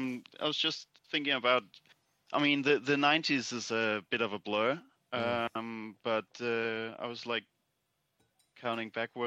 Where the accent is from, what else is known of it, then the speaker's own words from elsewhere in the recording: Denmark; I'm from Denmark